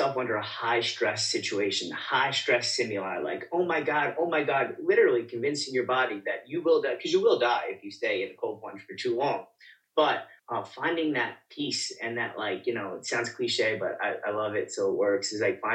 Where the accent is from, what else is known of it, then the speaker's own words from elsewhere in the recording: New York City, New York, United States; I am from the Bronx, New York